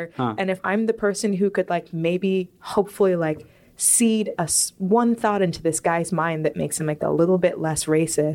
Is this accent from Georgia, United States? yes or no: no; Richmond, Virginia, United States; I grew up in Richmond, Virginia